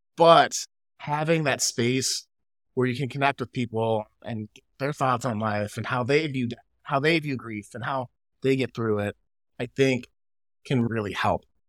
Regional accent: Chicago, Illinois, United States; now in California, United States; living in California, growing up in Chicago

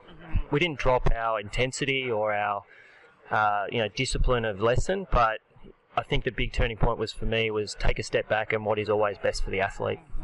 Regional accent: Australia; I'm definitely Aussie

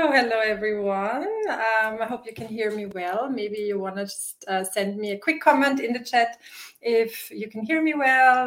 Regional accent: Vienna, Austria; English is a second language; also born or lived in Wisconsin; I live in Vienna. This is my home base, it's my hometown

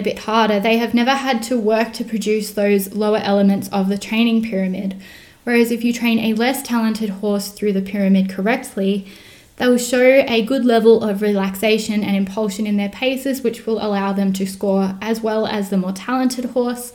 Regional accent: Australia; I am Australian

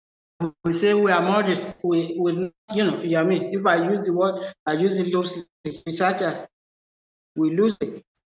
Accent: Nigeria; I was born and raised in Yoruba land

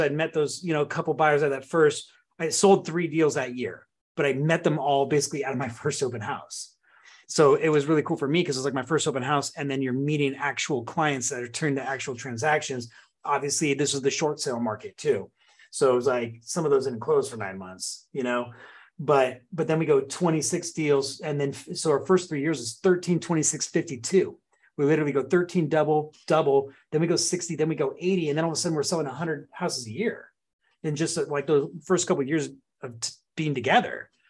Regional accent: Santa Cruz, California, United States; also born or lived in Oregon / Van Nuys, California; I was born in Oregon

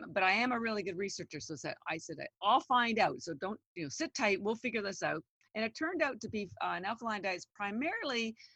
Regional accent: Canada; I'm Canadian. Yeah. I'm just a little girl from Canada

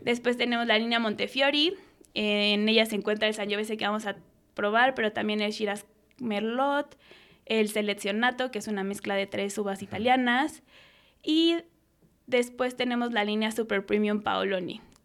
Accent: Mexico City, Mexico; yo nací en Ciudad de México, soy una niña de la ciudad.

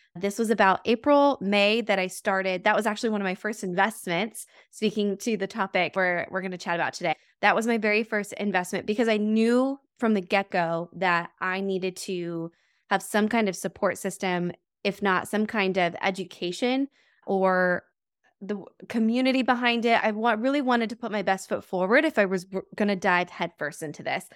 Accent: New Mexico, United States; moved away as an adult; now in Milwaukee, United States; I'm originally from New Mexico, moving out to the Midwest.

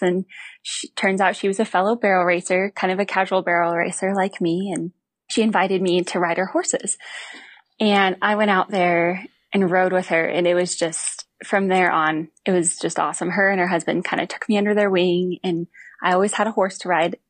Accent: Missoula, Montana, United States; I grew up in Missoula, Montana

